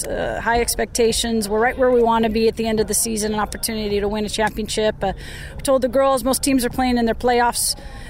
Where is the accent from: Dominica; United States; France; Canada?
United States; Portland, Oregon; moved away; my hometown, I grew up